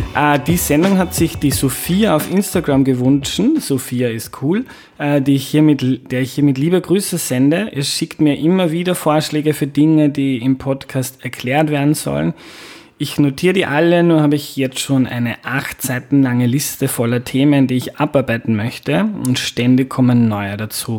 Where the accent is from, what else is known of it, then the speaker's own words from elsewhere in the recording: Mostviertel, Lower Austria, Austria; Ich bin Niederösterreicher aus dem Mostviertel